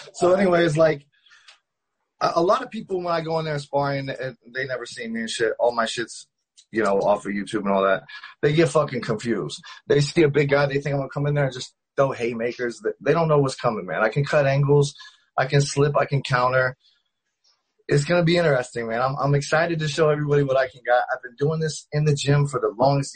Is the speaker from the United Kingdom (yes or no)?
no; Ohio, United States; now in Las Vegas, United States; I started out in Ohio. I'm from Ohio, small town